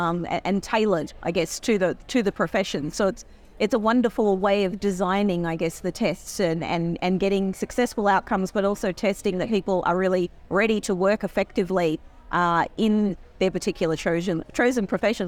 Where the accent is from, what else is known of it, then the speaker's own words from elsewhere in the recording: Australia; I'm probably a little biased as an Australian immigration lawyer